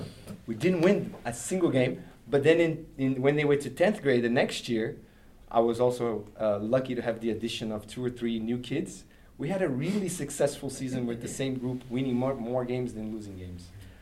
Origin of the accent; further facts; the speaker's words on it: Brazil; I grew up in Brazil and I had a similar experience. We have the same thing there with the federados and non-federados.